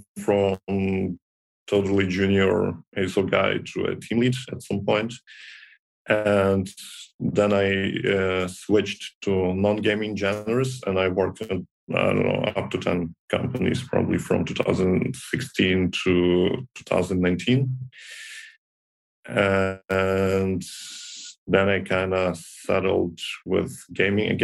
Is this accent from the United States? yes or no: no; Ukraine; I came here from my hometown in Ukraine